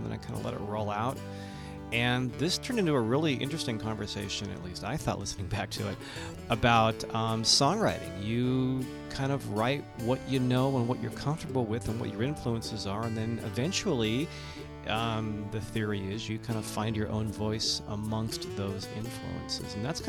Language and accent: English; Santa Cruz, California, United States; I'm born and raised in Santa Cruz